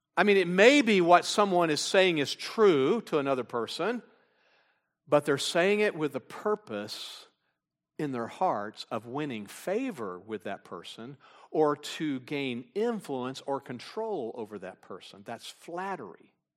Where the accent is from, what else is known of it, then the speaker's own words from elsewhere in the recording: Texas, United States; I'm from Texas